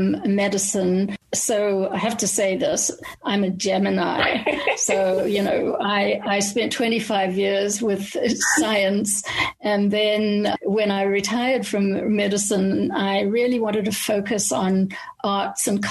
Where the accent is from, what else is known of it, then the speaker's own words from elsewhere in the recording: Cape Town, Western Cape, South Africa; accent: Cape Town, South African; moved away as an adult; also born or lived in Pretoria, South Africa; now in Canada; I grew up in Cape Town